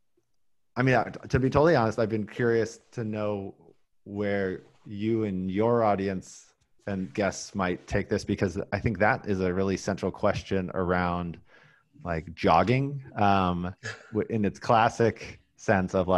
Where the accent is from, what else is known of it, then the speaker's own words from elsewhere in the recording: Oregon, United States; I grew up in Oregon in the 80s.